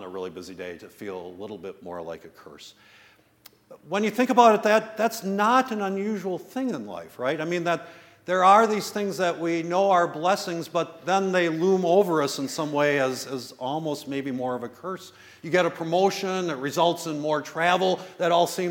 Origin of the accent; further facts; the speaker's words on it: West Bend, Wisconsin, United States; now in Milwaukee, United States; I grew up in the West Bend area